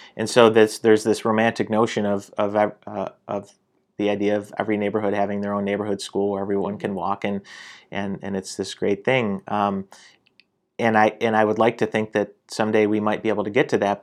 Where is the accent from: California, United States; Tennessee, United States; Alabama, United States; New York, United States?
New York, United States; Syracuse; I'm born and raised in Syracuse, spent most of my life here